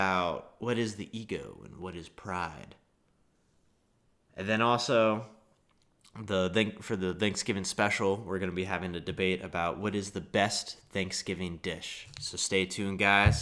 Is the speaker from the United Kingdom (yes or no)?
no; Baltimore, Maryland, United States; moved away; I'm from Baltimore